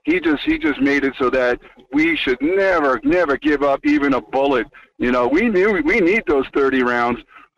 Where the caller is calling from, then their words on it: Alaska, United States; calling from the next Ukraine of the world, Alaska.